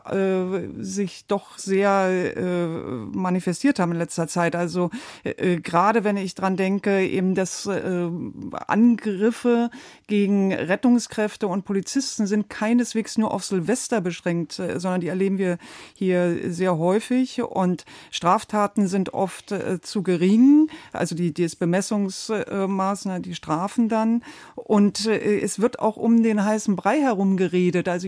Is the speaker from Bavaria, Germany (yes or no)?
no; Berlin, Germany; Ja, als Berlinerin äh, und auch teilweise unterwegs in der Nacht in manchen Ecken